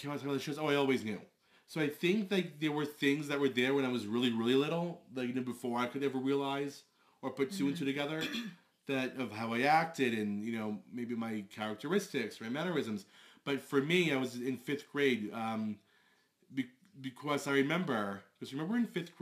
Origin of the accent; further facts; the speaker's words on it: Long Island, New York, United States; I'm 34. I'm from Long Island.